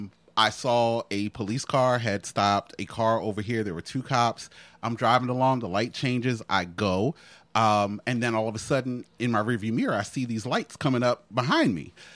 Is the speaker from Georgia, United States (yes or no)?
no; New Jersey, United States; I'm from Jersey.